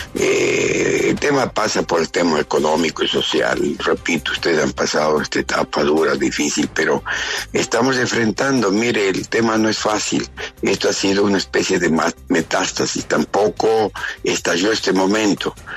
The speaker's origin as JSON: {"language": "Spanish", "country": "Ecuador", "said": "somos todos los ecuatorianos"}